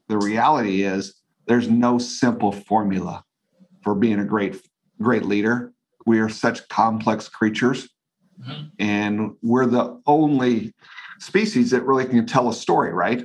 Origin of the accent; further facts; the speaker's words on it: Northeast Nebraska, United States; I grew up in Northeast Nebraska